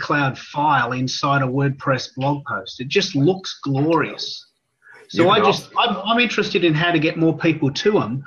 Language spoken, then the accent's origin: English; Australia; also born or lived in Melbourne, Australia; I'm an Aussie